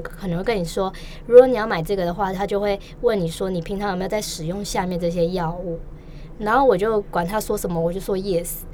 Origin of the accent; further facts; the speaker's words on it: Taipei, Taiwan; also born or lived in Taichung; 我从小都在台北